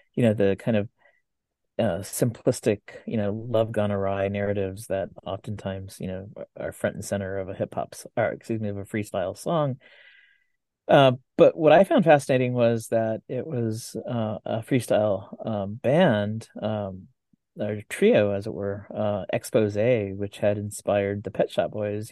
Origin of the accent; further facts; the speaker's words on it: Santa Ana, California, United States; growing up in Santa Ana